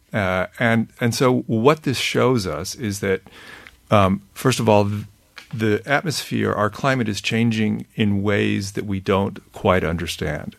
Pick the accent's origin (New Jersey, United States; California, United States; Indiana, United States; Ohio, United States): California, United States; I grew up in California